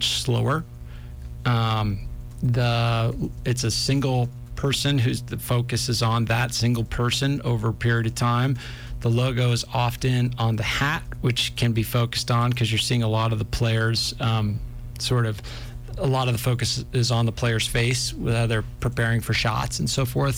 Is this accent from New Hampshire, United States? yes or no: yes; New Hampshire, United States; I grew up in New Hampshire